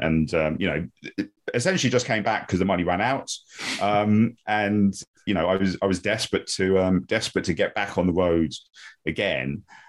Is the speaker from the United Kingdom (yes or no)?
yes; London, United Kingdom; Yeah, so I grew up in South London, and you know, from a really young age, I was always obsessed with sport.